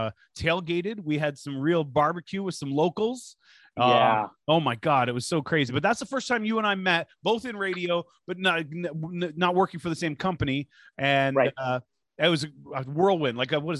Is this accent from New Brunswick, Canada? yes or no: no; Toronto, Ontario, Canada; I grew up at Pape and Danforth